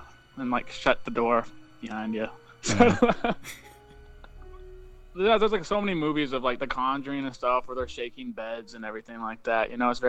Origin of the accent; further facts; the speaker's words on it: Canada; I come from Canada.